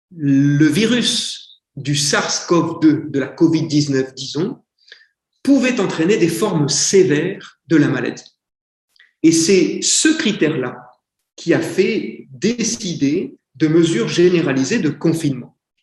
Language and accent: French; France; also born or lived in Philippines / India; je suis un Français, donc j'ai un accent anglais extrêmement bizarre.